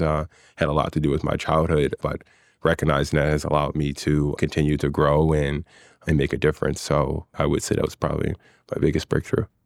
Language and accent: English; Philadelphia, Pennsylvania, United States; there were many great things about growing up in West Philadelphia